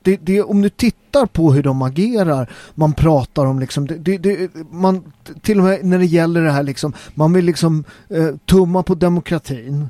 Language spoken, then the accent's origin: Swedish; Sweden; Jag är svensk